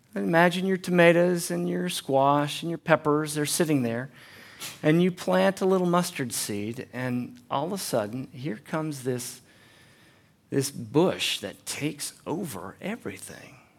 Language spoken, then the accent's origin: English; United States; moved away; also born or lived in Chattanooga; I'm from North Carolina, East Tennessee area